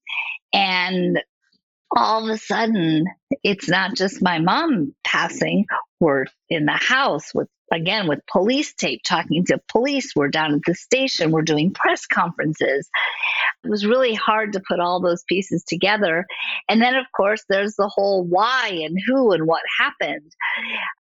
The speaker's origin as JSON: {"language": "English", "town": "Southfield", "region": "Michigan", "country": "United States", "tie": "born or raised there", "also_born_or_lived": "California", "moved": "yes", "said": "about 7, we moved from California to Southfield, Michigan"}